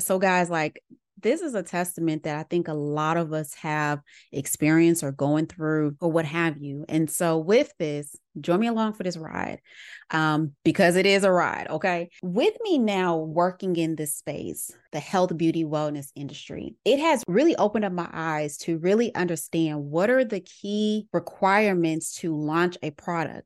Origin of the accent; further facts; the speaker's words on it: Little Rock, Arkansas, United States; moved away as an adult; also born or lived in Atlanta, Georgia; growing up in Little Rock, Arkansas